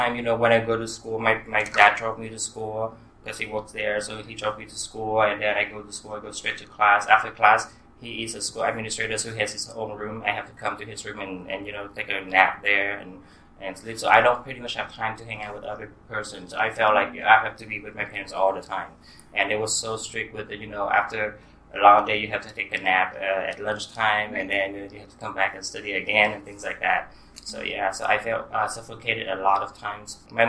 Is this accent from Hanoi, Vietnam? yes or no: no; Ho Chi Minh City, Vietnam; also born or lived in Portland, Oregon; someone coming from Ho Chi Minh City